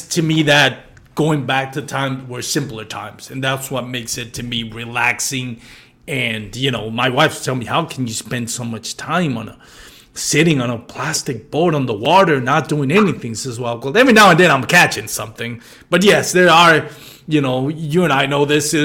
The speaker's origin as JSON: {"language": "English", "country": "Puerto Rico", "tie": "born or raised there", "said": "growing up in Puerto Rico"}